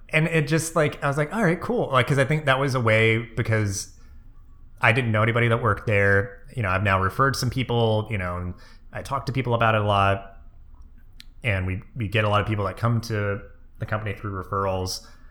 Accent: Maine, United States; moved away; also born or lived in Delaware / New Jersey; I was born in Maine. My whole extended family is up there.

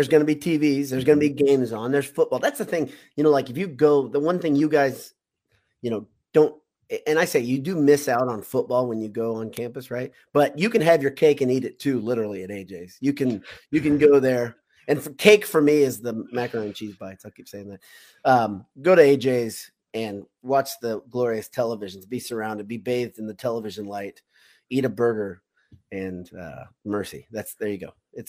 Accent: United States; But for me, I'm an American is, to me, it's one of the best.

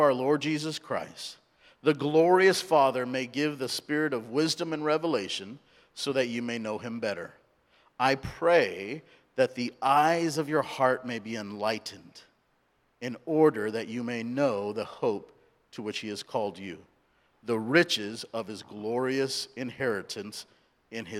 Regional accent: Santa Ana, California, United States; first language English; also born or lived in India; I was born in India, grew up in Southern California, so English is my primary language

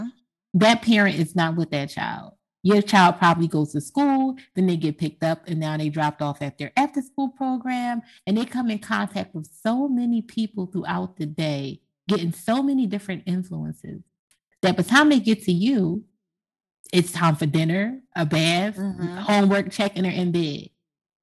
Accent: Philadelphia, Pennsylvania, United States; born and raised in North Philly

